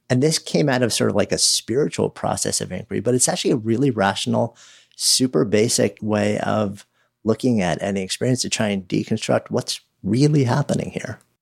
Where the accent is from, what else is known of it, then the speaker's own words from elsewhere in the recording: around New York City, United States; I was raised around New York City, you know, like, just outside New York City, spent, you know, thirty years in the city